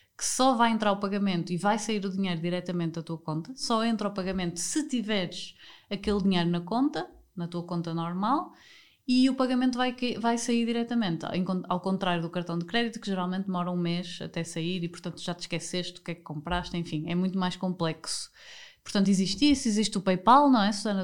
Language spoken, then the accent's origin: Portuguese; Porto, Norte, Portugal; moved away as an adult; also born or lived in Lisbon / Spain / Germany; eu sou do Porto